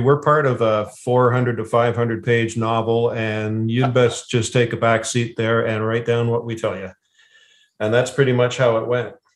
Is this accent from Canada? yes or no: yes; Ottawa, Ontario, Canada; also born or lived in Lanark County; I was born in Ottawa and that I've spent uh, a lot of my life living outside of Ottawa in rural areas.